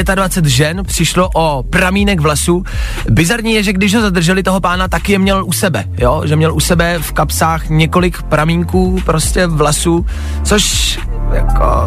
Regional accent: Czechia; jsme Češi

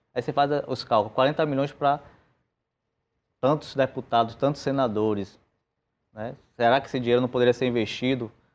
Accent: Bahia, Brazil; aqui em Salvador mesmo, que nós somos da Bahia

